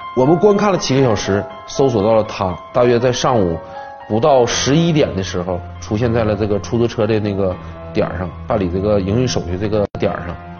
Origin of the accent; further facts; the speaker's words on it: China; 因为我是本地人，我也从事了多年刑侦工作